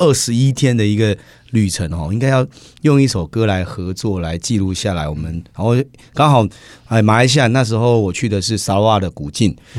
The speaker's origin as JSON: {"language": "Chinese", "country": "Taiwan", "said": "自己台湾的这边"}